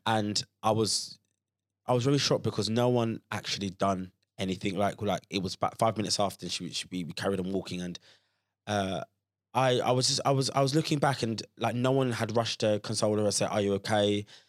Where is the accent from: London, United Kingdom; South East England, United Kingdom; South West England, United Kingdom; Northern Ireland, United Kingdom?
London, United Kingdom; Croydon; growing up in Croydon, which is very kind of multicultural and, and diverse